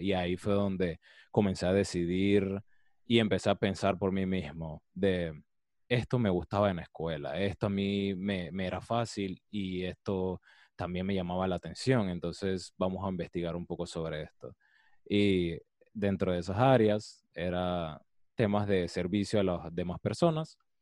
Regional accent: Colón, Panama; yo soy de Colón

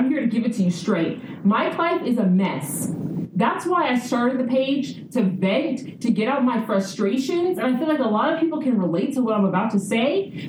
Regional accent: California, United States; But anyway, I went back home to America, born and raised in California, you know, South Central Hyde Park.

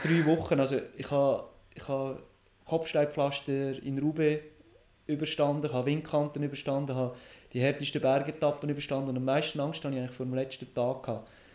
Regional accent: Roggliswil, Lucerne, Switzerland; Rockliswil, wo ich aufgewachsen bin

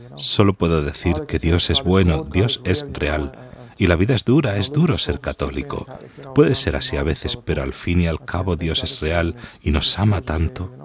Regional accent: Dublin, Leinster, Ireland; Spanish is a second language; soy de Dublín

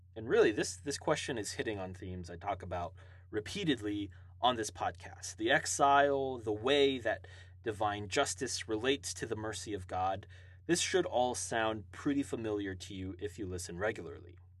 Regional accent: Hawaii, United States; now in Tulsa, United States; I uh, live and reside in Tulsa, Oklahoma now, uh, I was born and raised in Hawaii

